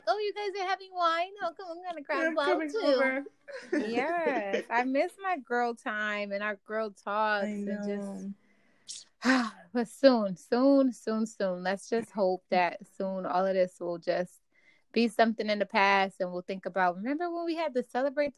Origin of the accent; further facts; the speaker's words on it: Bridgeport, Connecticut, United States; moved away as an adult; now in Florida, United States; my hometown, Bridgeport, our hometown.